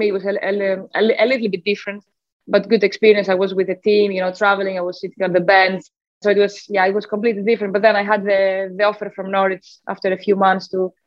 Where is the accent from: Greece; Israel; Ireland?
Greece; Athens, Attica; moved away as an adult; now in England; I did grow up in Athens. So I am from Greece originally. I grew up there.